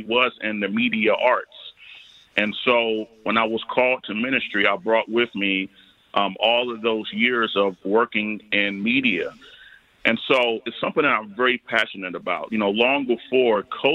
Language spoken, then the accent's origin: English; North Carolina, United States; also born or lived in Baltimore, Maryland; now in Detroit, United States; I'm originally from the South. I grew up in North Carolina